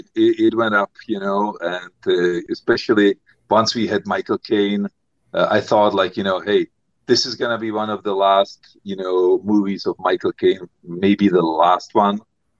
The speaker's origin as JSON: {"language": "English", "region": "Prague", "country": "Czechia", "tie": "born or raised there", "second_language": "English", "said": "Yes. I grew up in Prague. I have a cottage in South Bohemia, which is basically, you know, the area where Jan Žižka was fighting."}